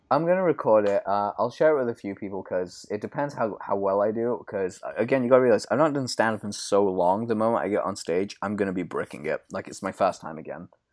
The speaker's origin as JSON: {"language": "English", "country": "United Kingdom", "said": "I'm British"}